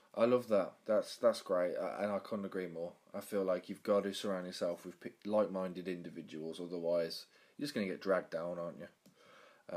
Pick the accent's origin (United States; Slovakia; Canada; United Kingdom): United Kingdom; Birmingham, West Midlands; the area where I'm from, Birmingham, was voted the worst accent in the UK